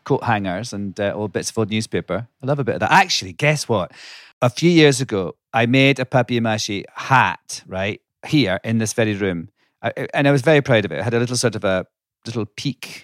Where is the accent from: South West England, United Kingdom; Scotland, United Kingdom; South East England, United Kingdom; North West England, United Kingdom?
Scotland, United Kingdom; now in United States; I grew up in Scotland